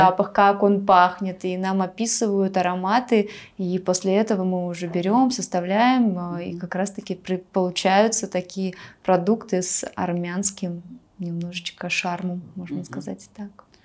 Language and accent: Russian; Bashkortostan, Russia; moved away as an adult; now in Armenia; в Башкирии, откуда я родом